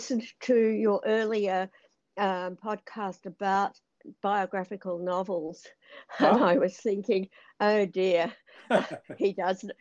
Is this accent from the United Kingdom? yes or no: no; Australia; I ended up being born in Australia kind of by accident. So I'm proud to be Australian